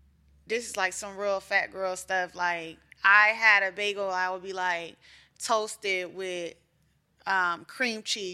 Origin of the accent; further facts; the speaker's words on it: Miami, Florida, United States; moved away as an adult; also born or lived in Tallahassee, Florida / Brooklyn, New York / Los Angeles; I grew up in Miami.